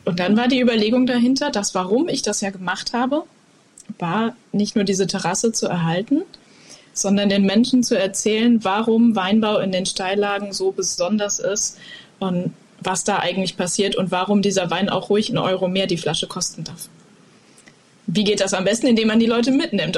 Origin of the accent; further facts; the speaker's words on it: Koblenz, Rhineland-Palatinate, Germany; ich bin ja in Koblenz aufgewachsen und quasi am Mittelrhein groß geworden